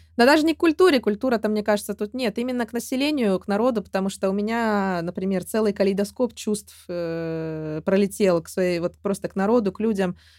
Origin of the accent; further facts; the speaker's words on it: Russia; я родилась и выросла в России